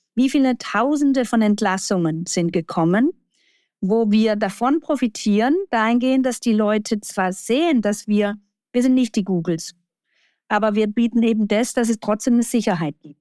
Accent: Baden-Württemberg, Germany; Jetzt komme ich noch halber aus dem Baden-Württembergischen

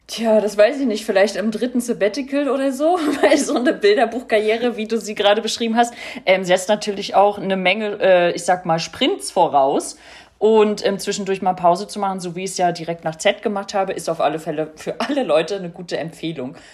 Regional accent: East Germany, Germany; now in Berlin, Germany; ich ja als Ossi

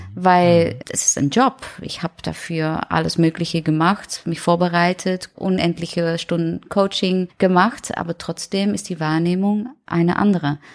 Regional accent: Netherlands; German is a second language; moved away as an adult; now in Germany; ich komme aus den Niederlanden und ja, ich wohne schon lange hier

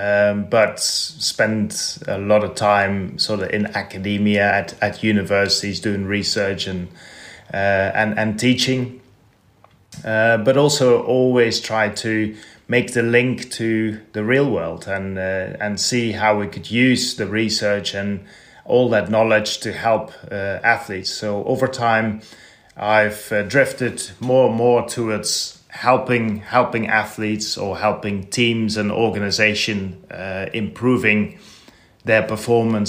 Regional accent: Netherlands; So I grew up in Holland

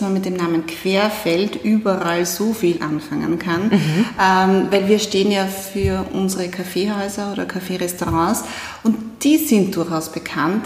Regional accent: Styria, Austria; now in Vienna, Austria; ich bin aus der Steiermark, also auch gar nicht aus Wien

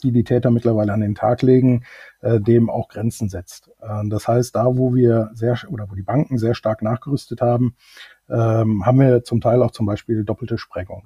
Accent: Germany; moved away as an adult; also born or lived in United Kingdom; ob ich nicht zufällig Deutsch spreche als Deutscher, was ich dann bejaht habe

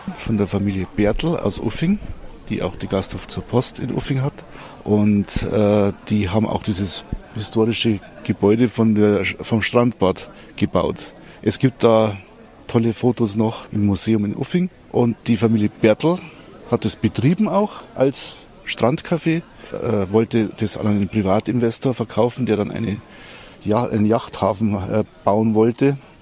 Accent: Staffelsee, Bavaria, Germany; hier aufwachsen dürfen

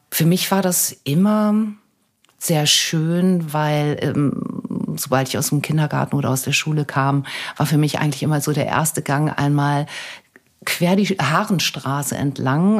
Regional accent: Germany; Deutschland ist meine Heimat. Ich habe meine Familie, meine Freunde hier

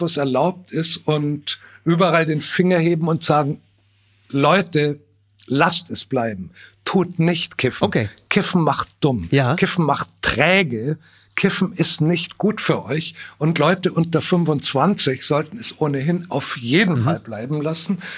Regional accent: Bavaria, Germany; als Bayer, als Bauer, als bornierter Provinzler

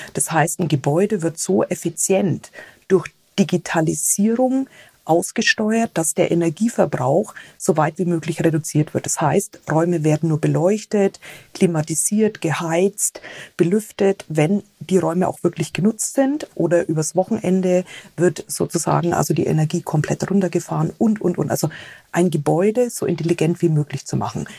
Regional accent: Bavaria / Franconia, Germany; wie ich als Bayern oder Fränkin

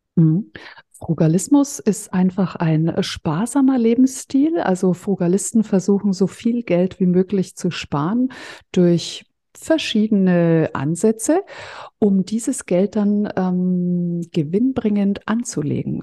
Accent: Fürth, Bavaria, Germany; ich komme ja aus Mittelfranken, aus Fürth

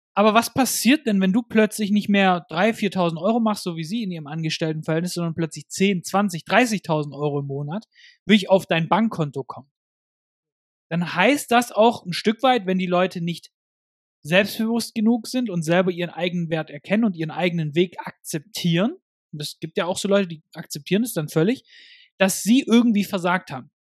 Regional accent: Germany; bei uns in Deutschland

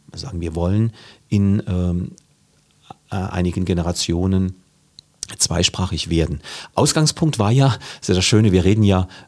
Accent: Saarland, Germany

